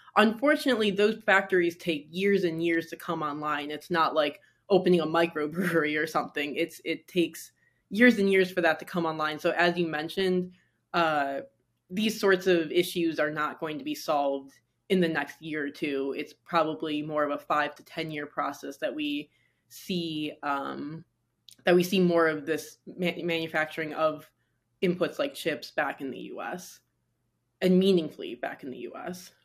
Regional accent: Michigan, United States; now in New York City, United States; growing up in Michigan, now living in New York City

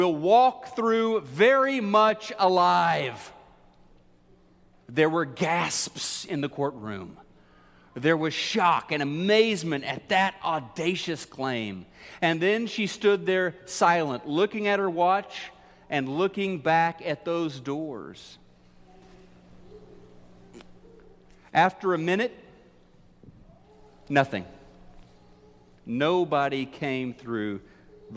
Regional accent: Missouri, United States; my home state of Missouri. Missourians, we're known as being the show me state

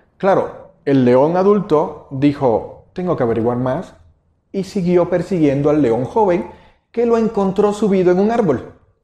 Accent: Cuba; moved away as an adult; now in Mexico; El, acento que quizás escuchen es que eh, no nací en México nací en Cuba, llevo 17 años en México, naturalizado, soy mexicano.

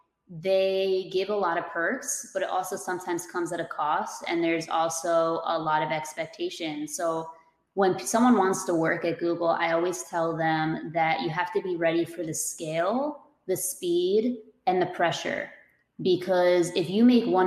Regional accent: New Jersey, United States; I'm from Jersey

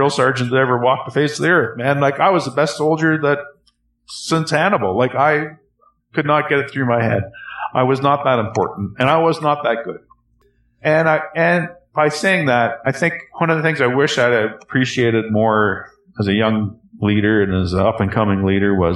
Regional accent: Canada; also born or lived in Calgary; as a Canadian

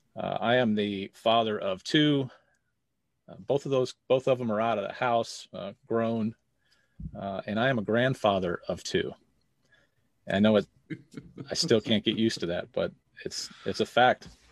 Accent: St. Louis, Missouri, United States; I am from Saint Louis, Missouri

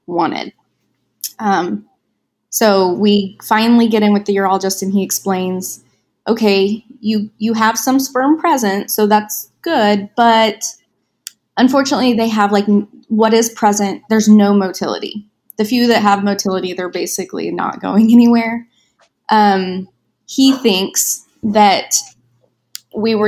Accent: Wichita, Kansas, United States; moved away as an adult; now in California, United States; my hometown is in Wichita, Kansas

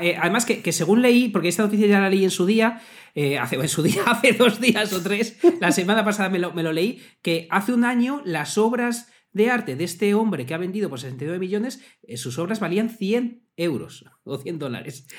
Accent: Salamanca, Castile and León, Spain; soy salmantino

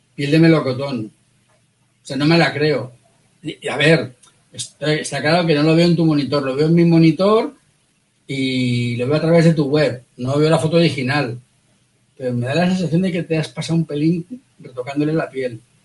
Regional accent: Valencia, Valencian Community, Spain; somos los dos de Valencia

